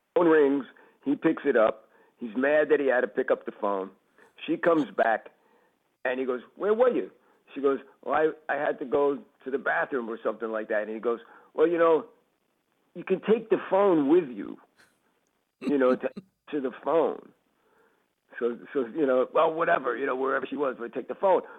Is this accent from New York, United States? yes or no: yes; Westbury, New York, United States; I grew up in Westbury